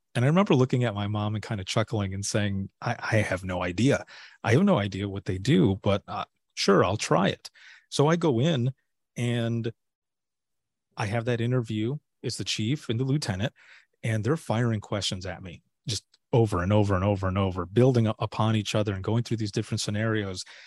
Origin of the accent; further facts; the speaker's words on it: Southwest Michigan, United States; moved away as an adult; also born or lived in Florida; I'm originally from Southwest Michigan and, uh, you know, born and raised there.